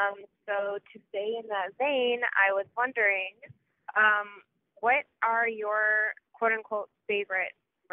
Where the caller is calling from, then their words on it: Detroit, Michigan, United States; I'm calling from Detroit, Michigan.